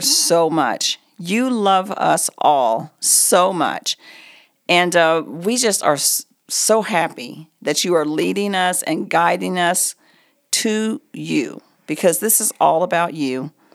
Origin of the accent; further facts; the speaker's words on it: Oklahoma, United States; moved away as an adult; now in Colorado, United States; We've been here in Colorado for thirty-eight years. We're both from Oklahoma.